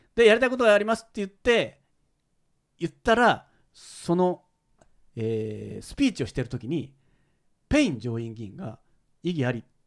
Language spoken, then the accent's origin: Japanese; Kyoto, Japan; 僕は京都なんですよ。